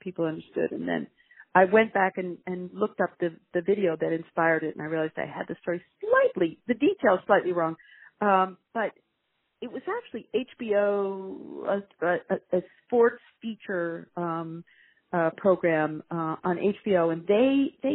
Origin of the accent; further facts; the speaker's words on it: Virginia, United States; now in New York, United States; this is my home state of Virginia